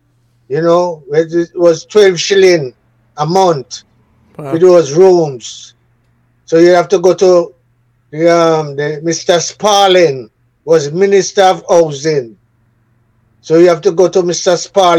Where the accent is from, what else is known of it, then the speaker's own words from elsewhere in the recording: Kingston, Jamaica; also born or lived in Saint Ann, Jamaica; I was born in the parish of St. Anne's. Lime Tree Garden. That's where my mother and my father come from, you know. And I was born there, but I grew up in Trenchtown. My mother took me to Kingston when I was 5 years old.